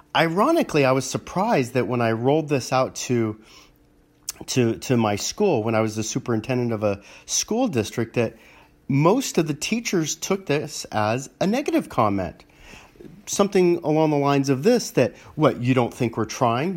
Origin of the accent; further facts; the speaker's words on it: Los Angeles, California, United States; growing up in Los Angeles